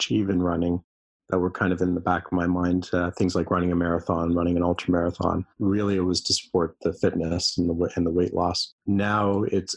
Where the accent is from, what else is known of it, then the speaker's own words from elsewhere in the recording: Toronto, Ontario, Canada; I was born and raised in Canada. My parents were from Austria, and they met here in Canada. You know, I've always lived kind of in the same area, around in and around Toronto.